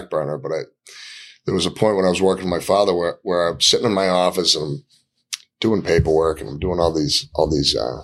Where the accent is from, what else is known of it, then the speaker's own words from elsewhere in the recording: Gloucester, Massachusetts, United States; So I grew up in Gloucester, went to Gloucester High School